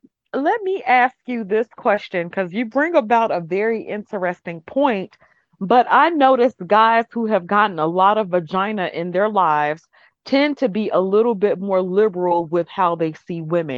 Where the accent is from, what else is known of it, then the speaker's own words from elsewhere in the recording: the Bible Belt South, United States; I grew up in the Bible Belt South.